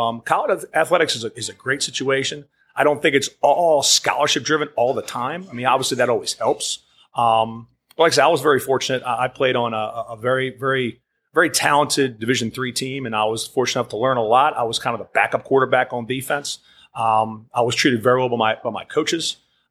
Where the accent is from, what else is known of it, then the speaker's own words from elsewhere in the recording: Bowie, Maryland, United States; also born or lived in Edgewater, Maryland; I'm originally from Prince George's County, Maryland, Bowie, Maryland primarily